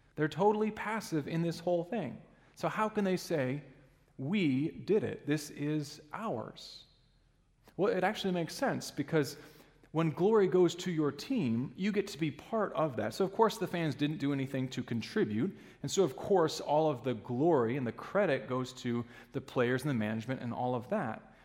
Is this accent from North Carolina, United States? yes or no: no; Alaska, United States; now in Ludington, United States; growing up in Alaska, we had uh, sled dogs